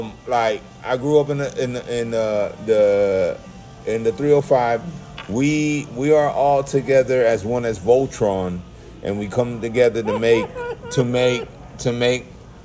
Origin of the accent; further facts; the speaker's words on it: Miami, Florida, United States; moved away; I grew up in the Miami-Dade County public schools with a bunch of black people and Spanish people.